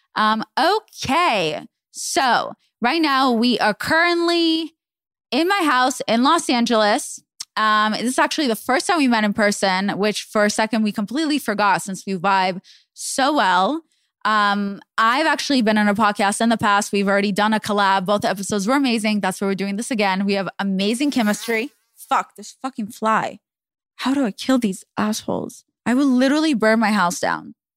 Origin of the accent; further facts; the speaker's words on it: Israel; moved away; I grew up in Israel